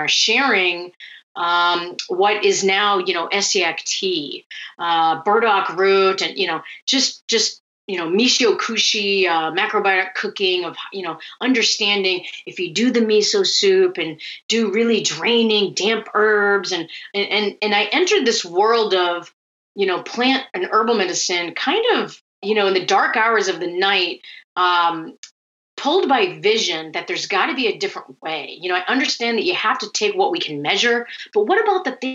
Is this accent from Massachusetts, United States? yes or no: yes; Cape Cod, Massachusetts, United States; moved away as an adult; also born or lived in Vietnam / San Francisco / Syracuse; I was born in Vietnam during the war. I luckily got airlifted out and adopted into a Finnish family that grows cranberries on Cape Cod